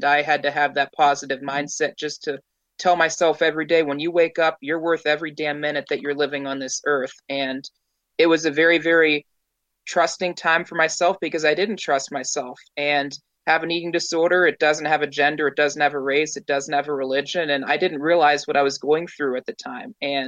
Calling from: Pittsburgh, Pennsylvania, United States; I'm coming in from Pittsburgh, actually, up in the East Coast here.

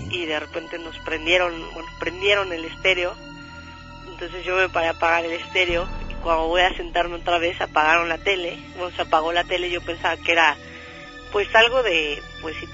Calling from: Mexico City, Mexico; De aquí, del Distrito Federal.

